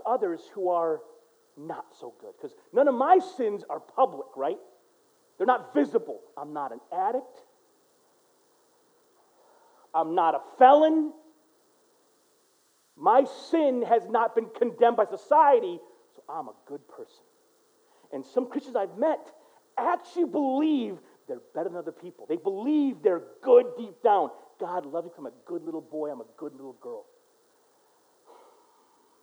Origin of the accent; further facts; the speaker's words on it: United States; I'm American through and through